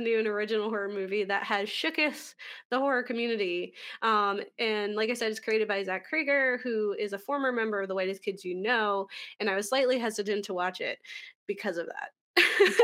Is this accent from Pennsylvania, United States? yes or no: yes; Philadelphia, Pennsylvania, United States; we're from Philly